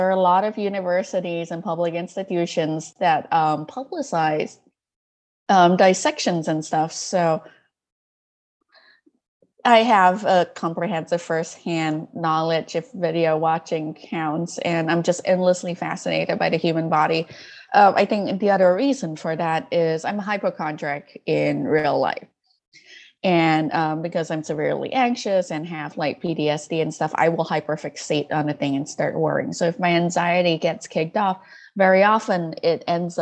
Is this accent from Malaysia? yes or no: yes; Malaysia; English is a second language; I grew up in Malaysia, and Malaysia is a deeply multicultural place.